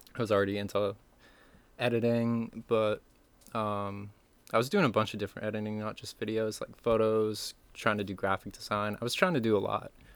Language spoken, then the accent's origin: English; Camden, Maine, United States; also born or lived in Damariscotta, Maine / Warren, Maine; I was born there, but I grew up in Camden with my mom